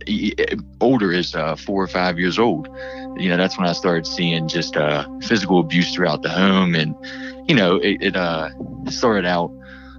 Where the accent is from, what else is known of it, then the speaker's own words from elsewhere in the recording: Pittsburgh, Pennsylvania, United States; I'm from Pittsburgh, PA